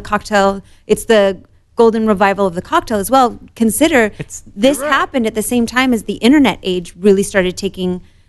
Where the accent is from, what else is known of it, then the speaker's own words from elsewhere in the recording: Morocco; born there; So I was born in Morocco. Almost all of my Moroccan family is either in Morocco or Europe. My father's side of the family is mainly in West Virginia.